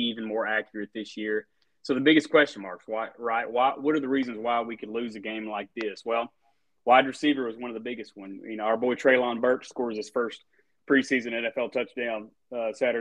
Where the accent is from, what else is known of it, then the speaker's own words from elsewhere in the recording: Jonesboro, Arkansas, United States; from my hometown of Jonesboro